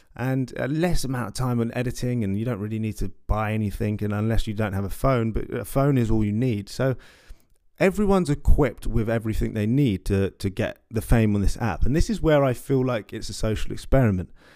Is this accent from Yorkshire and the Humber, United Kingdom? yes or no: no; London, United Kingdom; I'm a guy from West London